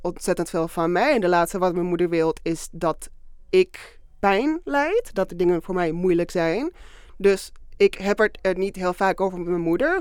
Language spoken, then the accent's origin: Dutch; Málaga, Andalusia, Spain; moved away as an adult; also born or lived in Venezuela; now in Netherlands; En op mijn vijfde zijn we naar Zuid-Spanje verhuisd, naar Malaga.